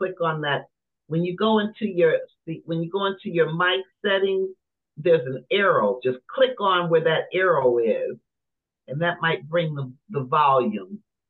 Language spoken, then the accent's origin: English; Michigan, United States; I'm from in Michigan.